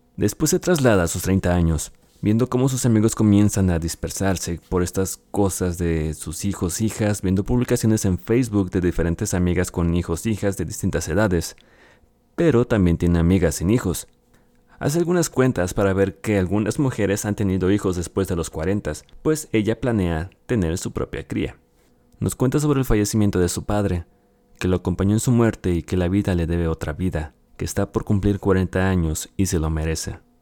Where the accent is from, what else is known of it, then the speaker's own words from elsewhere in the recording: Mexico; aquí en mi país, México.